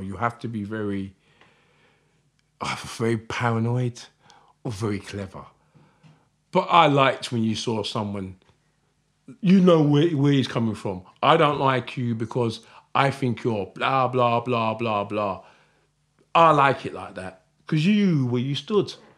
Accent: Croydon, London, United Kingdom; I'm proud that I'm from South London. I'm proud that I'm f, South London, Fort Heath, Croydon.

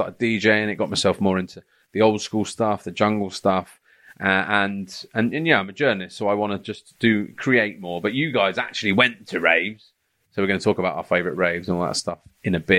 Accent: London, United Kingdom; now in Hertfordshire, United Kingdom; uh, North London, Edmonton.

